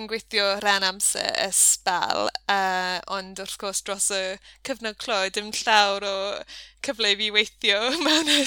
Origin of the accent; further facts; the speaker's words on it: Nottingham, East Midlands, United Kingdom; Welsh is a second language; moved away as an adult; also born or lived in Pembrokeshire; now in Haverfordwest, United Kingdom; dwi'n dod o Nottingham, ond um, symrais i tua deng ymlynedd yn ôl nawr um, ar o brifysgol, um, achos roedd fy ngŵr yn dod o, o Sir Benfo. Felly, ie, yeah, dwi, ni wedi byw yma ys, ys hynny